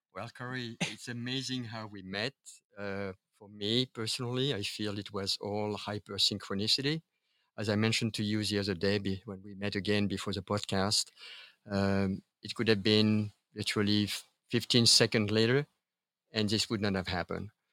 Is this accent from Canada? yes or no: no; Paris, Île-de-France, France; moved away; I was born and raised in Paris, France